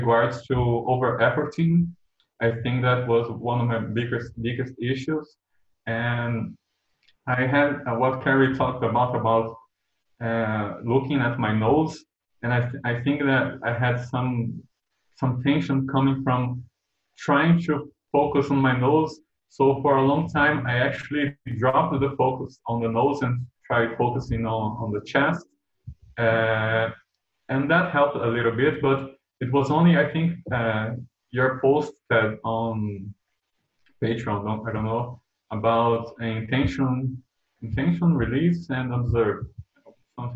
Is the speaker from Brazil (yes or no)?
yes; Brazil; I'm from Brazil